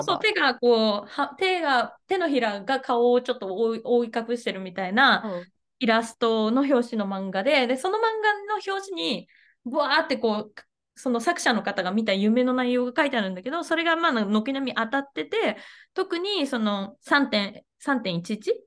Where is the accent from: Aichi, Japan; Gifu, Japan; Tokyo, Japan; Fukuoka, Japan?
Gifu, Japan; 私岐阜出身なんですけど